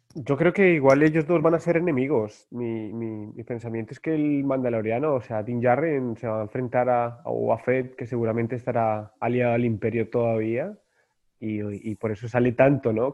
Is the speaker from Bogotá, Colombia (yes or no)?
yes; Bogotá, Colombia; now in Zárate, Argentina; Pero soy de Colombia, soy bogotano de nacimiento